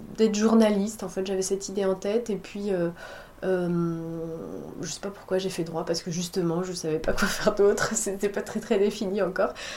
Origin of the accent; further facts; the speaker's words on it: La Rochelle, Nouvelle-Aquitaine, France; moved away as an adult; now in Bordeaux, France; je suis euh, originaire de La Rochelle. J'ai grandi à La ah. Rochelle